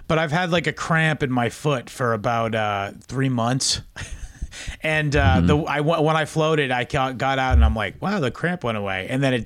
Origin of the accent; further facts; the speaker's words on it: Massachusetts, United States; I'm from Massachusetts